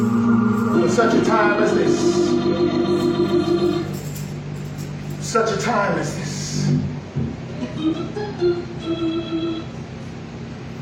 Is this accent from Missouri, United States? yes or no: yes; Missouri, United States; I'm from Missouri